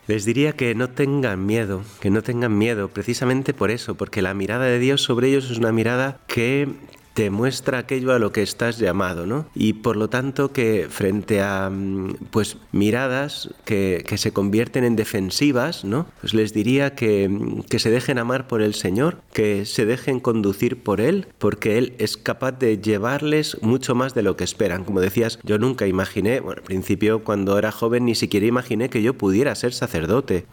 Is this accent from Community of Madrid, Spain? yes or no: yes; Madrid, Community of Madrid, Spain; yo soy de Madrid, mi familia está en Madrid